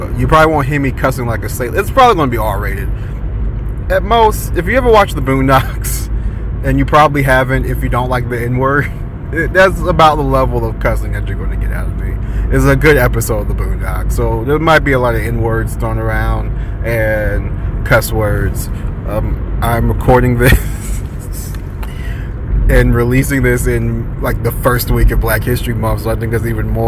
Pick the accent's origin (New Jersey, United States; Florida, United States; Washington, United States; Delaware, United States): Florida, United States; Tampa; I am born and raised in Tampa, still live there to this day, or Hillsborough County